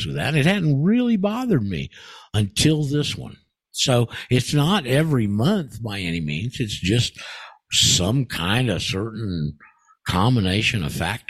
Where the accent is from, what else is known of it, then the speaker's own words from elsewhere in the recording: Anchorage, Alaska, United States; moved away; I grew up in Alaska. I spent 4 years in Anchorage when I was in my teens and high school years there